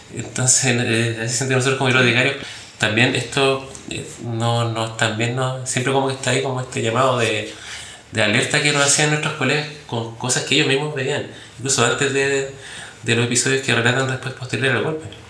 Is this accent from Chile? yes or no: yes; Chile; como sociedad chilena